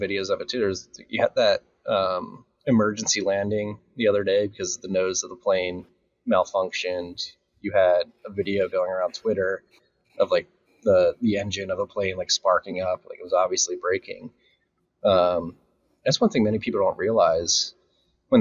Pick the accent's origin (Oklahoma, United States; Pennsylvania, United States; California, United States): Pennsylvania, United States; Philadelphia; now in Austin, United States; even though we're from Philly